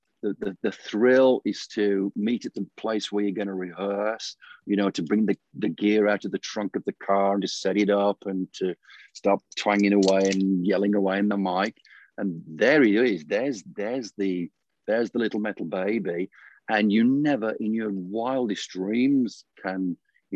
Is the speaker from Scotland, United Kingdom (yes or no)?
no; Birmingham, West Midlands, United Kingdom; When I was a kid, when we were kids growing up in the Midlands, we were surrounded by heavy industry